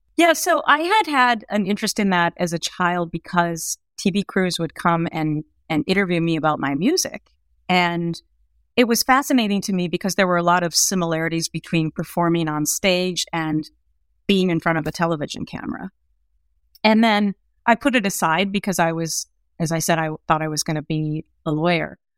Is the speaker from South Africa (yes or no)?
no; Anoka, Minnesota, United States; moved away; I grew up in this small town called Anoka, which, it's only fourteen miles north of Minneapolis